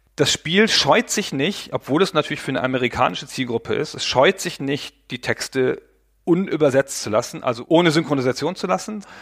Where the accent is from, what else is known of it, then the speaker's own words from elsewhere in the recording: Germany; als Deutscher